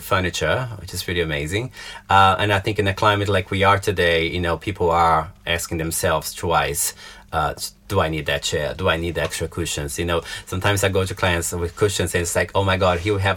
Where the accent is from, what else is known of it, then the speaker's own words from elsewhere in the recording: Belo Horizonte, Minas Gerais, Brazil; moved away as an adult; now in London, United Kingdom; I'm from a town called Belo Horizonte, which is in the southeast of Brazil